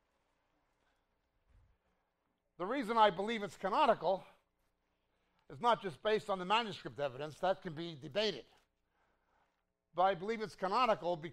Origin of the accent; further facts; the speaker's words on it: New York, United States; moved away as an adult; also born or lived in Israel; I was from New York